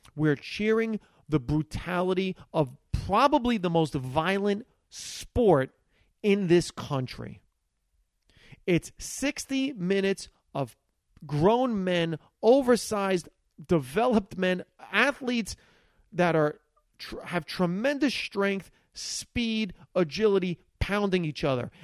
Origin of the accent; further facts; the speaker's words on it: Hackensack, New Jersey, United States; first language Italian; English is a second language; growing up in Hackensack, New Jersey, was the fact that we were Italian immigrants